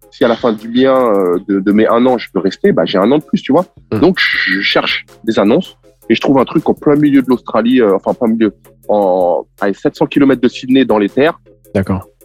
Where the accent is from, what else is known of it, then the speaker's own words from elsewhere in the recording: France; Et il s'avère que je suis français